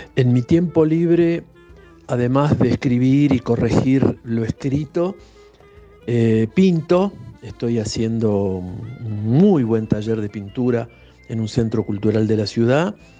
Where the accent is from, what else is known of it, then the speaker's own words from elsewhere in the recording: Berazategui, Buenos Aires Province, Argentina; De chico yo vivía en Berazategui, en una zona semiurbana